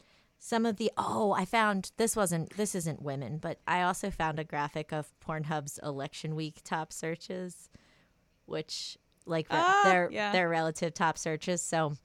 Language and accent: English; New Jersey, United States; And then my home state of New Jersey was looking up femdom